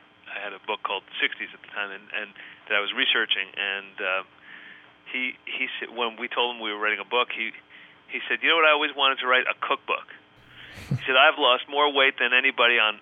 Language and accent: English; New Jersey, United States; moved away; I'm from New Jersey originally, and we have a Lodi there as well